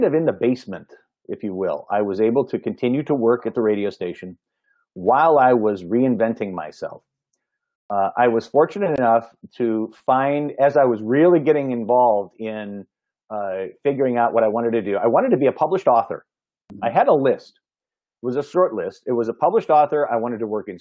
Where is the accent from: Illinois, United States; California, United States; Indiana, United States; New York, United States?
Illinois, United States; Kankakee; my hometown of Kankakee, Illinois